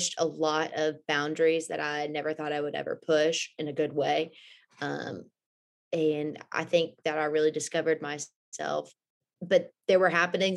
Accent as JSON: {"language": "English", "town": "Houston", "region": "Texas", "country": "United States", "tie": "born or raised there", "moved": "as an adult", "lives_now": "Louisville, United States", "said": "I was born and raised in Houston, lived there my whole life"}